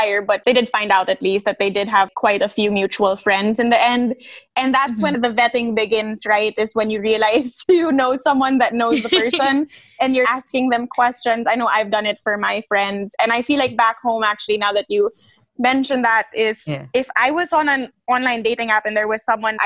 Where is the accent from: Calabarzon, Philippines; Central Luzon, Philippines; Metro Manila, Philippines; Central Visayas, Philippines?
Metro Manila, Philippines; Manila; moved away as an adult; also born or lived in Italy; now in Washington, D.C., United States; growing up in Manila